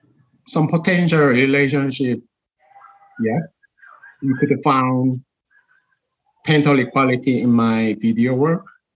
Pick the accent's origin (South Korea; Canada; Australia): South Korea; now in Auckland, New Zealand; because I was raised in Korean Korean culture, and also I was educated from in such an early age from Korean school system